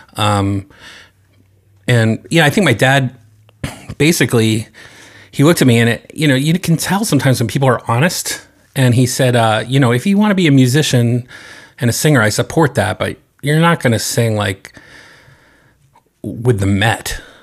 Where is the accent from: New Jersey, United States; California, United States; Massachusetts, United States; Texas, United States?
Massachusetts, United States; North Andover; I grew up in the eastern part of the state, uh, in North Andover